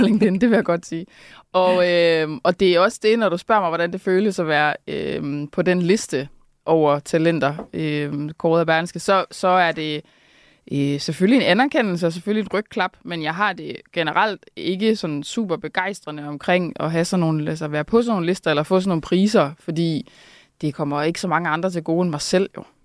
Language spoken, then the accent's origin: Danish; Randers, Central Denmark Region, Denmark; jeg er også fra Randers